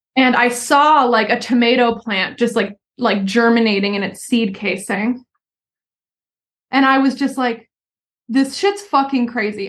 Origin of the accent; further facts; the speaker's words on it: Philadelphia, Pennsylvania, United States; moved away as an adult; also born or lived in Southern California / Sweden; I grew up outside of Philadelphia in like a suburb right outside the city